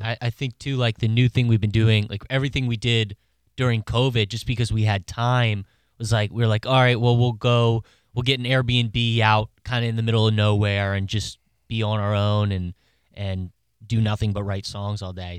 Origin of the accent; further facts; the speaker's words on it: Maryland, United States; I'm from Maryland